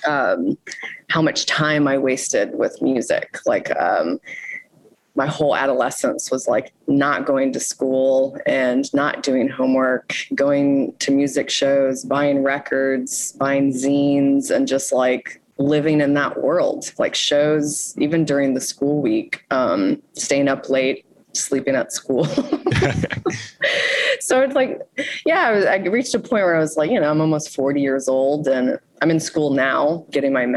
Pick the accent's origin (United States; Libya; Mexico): United States; Houston, Texas; moved away as an adult; now in Baltimore, United States; So I'm from Houston, Texas. I moved to Baltimore 16 years ago.